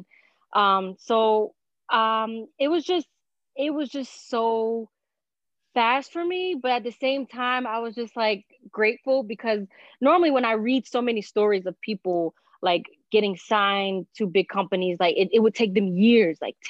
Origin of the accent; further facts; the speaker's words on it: Newark, New Jersey, United States; I'm originally from Newark, New Jersey. Do have a Puerto Rican heritage